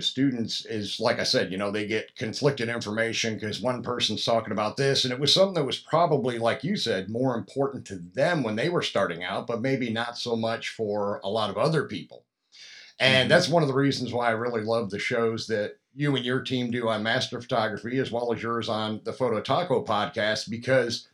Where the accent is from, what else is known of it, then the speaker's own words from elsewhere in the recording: Pennsylvania, United States; now in Atlanta, United States; I'm from Pennsylvania originally, a couple hours north of where Jared's from